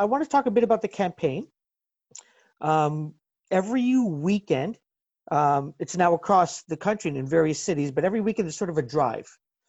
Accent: Ontario, Canada; as a Canadian, someone living in Ontario

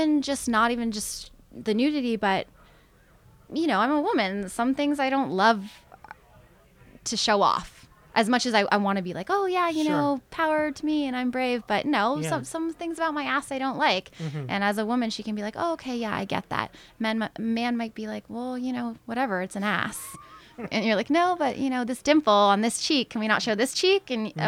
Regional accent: Canada; especially as Canadian women, we're taught to not really, you know, want to use our sexuality or our beauty to our advantage

